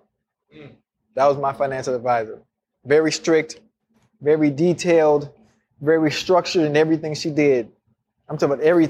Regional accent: Miami, Florida, United States; I'm from Miami. I'm from Liberty City.

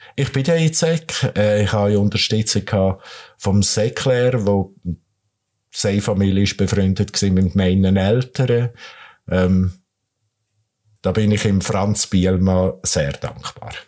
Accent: Nidwalden, Switzerland; moved away as an adult; now in Kriens, Switzerland; Ich bin aus dem Bergbauernsohn aus dem Nidwaldischen, äh, komme von der Weissiflue auf 1000 Meter

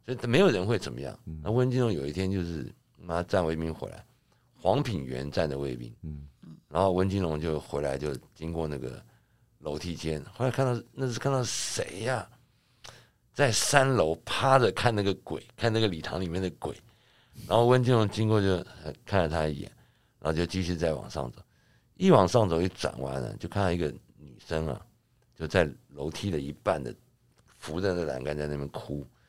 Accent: Taiwan; 我家小的时候，我们是眷村的最， 眷村的一排一排

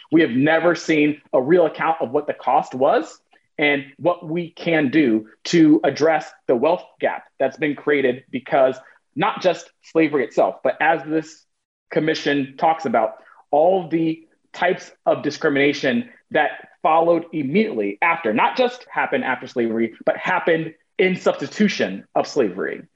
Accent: United States; also born or lived in Portland, Oregon; I am American

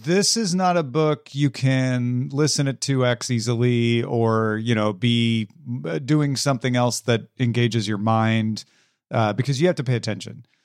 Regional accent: Greenville, Illinois, United States; moved away; in my hometown

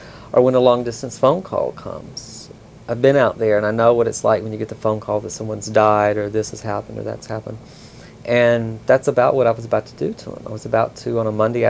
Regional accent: Mississippi, United States; I was the one from Mississippi.

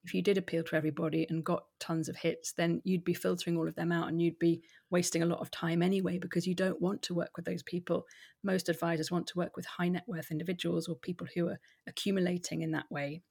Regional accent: Hampshire, South East England, United Kingdom; moved away as an adult; also born or lived in London; now in Edinburgh, United Kingdom; I'm originally from Hampshire

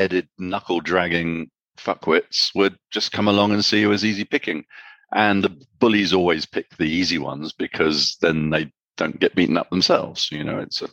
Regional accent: United Kingdom; now in Armenia; I'm from Britain

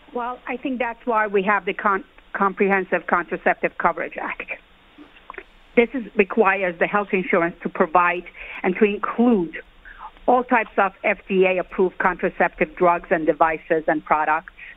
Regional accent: New York, United States; as a New Yorker

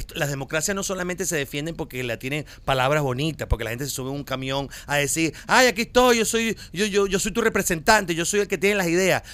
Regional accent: Venezuela; moved away as an adult; now in Miami, United States

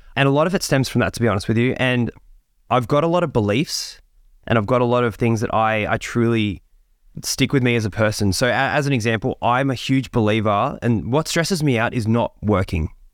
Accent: Sydney, New South Wales, Australia; I'm a kid that grew up in Sydney. I grew up in the Hills District of, of there

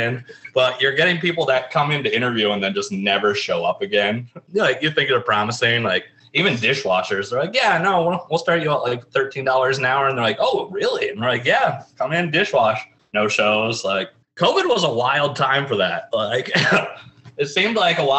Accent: Granville, Ohio, United States; also born or lived in Athens, Ohio; I'm from Granville. So I've been in this area pretty much my whole life

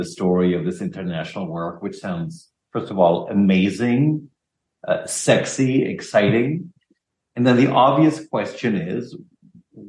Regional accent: Germany; moved away; I'm not American, because I'm German, even though I'm a very Americanized German

